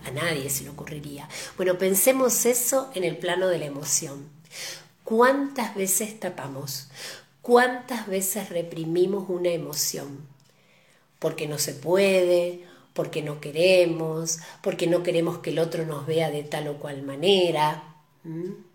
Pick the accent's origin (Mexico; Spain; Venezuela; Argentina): Argentina; como argentinos